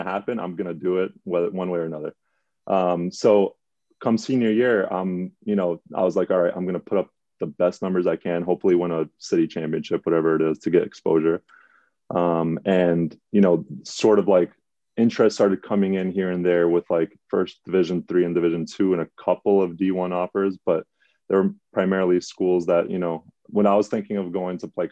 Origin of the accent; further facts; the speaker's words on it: New York City, New York, United States; I grew up in the Bronx